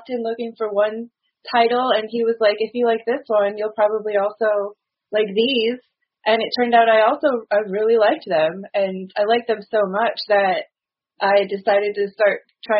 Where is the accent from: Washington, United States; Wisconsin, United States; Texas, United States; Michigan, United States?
Wisconsin, United States; I'm from Wisconsin.